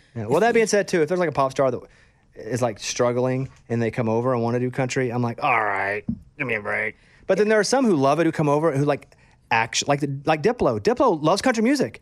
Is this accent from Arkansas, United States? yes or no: yes; Arkansas, United States; also born or lived in Austin; now in Nashville, United States; I grew up in Arkansas